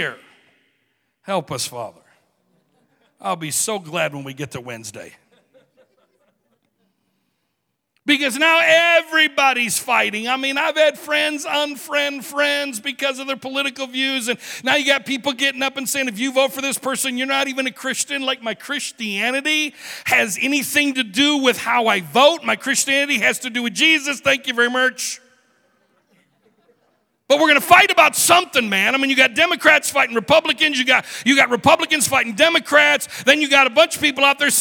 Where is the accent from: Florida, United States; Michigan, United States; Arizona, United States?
Michigan, United States; I'm a redneck from Michigan.